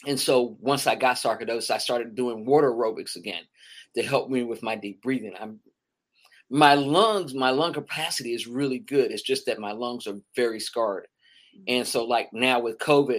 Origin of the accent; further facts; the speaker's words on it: Meridian, Mississippi, United States; now in Atlanta, United States; I grew up in Meridian, Mississippi.